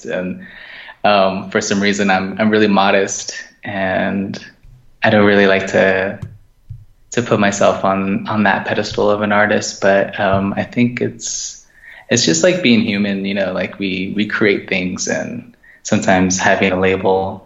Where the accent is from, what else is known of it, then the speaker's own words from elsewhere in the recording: Gallup, New Mexico, United States; now in Fort Wingate, United States; I am from Gallup, New Mexico. I live in Fort Wingate